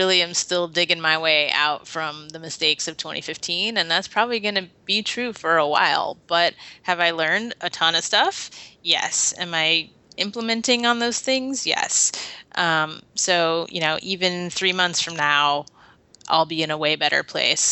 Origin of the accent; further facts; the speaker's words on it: Portland, Oregon, United States; I'm from here